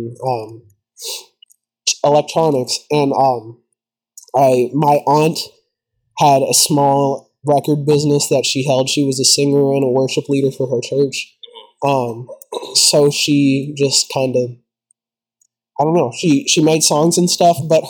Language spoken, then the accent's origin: English; Louisville, Kentucky, United States; I'm from the Louisville area, Kentucky. I've been born here my whole life. I've lived here my whole life.